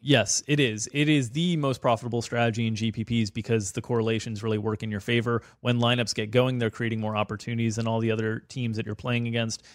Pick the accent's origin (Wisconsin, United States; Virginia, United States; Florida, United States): Florida, United States; South; I grew up in South Florida, and I'm from South Florida, but my family is from Chicago originally